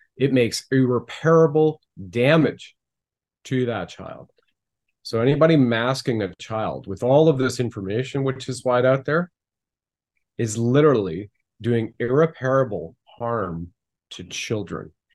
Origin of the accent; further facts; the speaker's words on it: Canada; being a Canadian right now